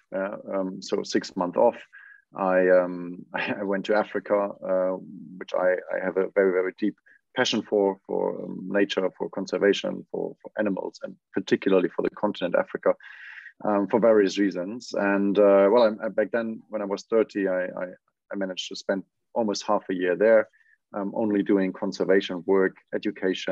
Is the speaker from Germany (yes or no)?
yes; Wiesbaden, Hesse, Germany; born and raised in Wiesbaden, which is a small city in Germany.